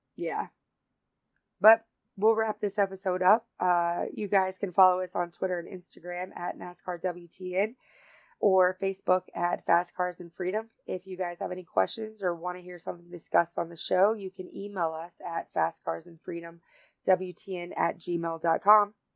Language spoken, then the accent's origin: English; North Carolina, United States; I'm from North Carolina